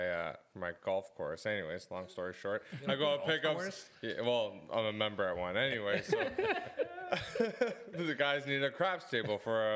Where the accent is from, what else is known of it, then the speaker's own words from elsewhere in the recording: Oakville, Ontario, Canada; Yeah, we're from Oakville.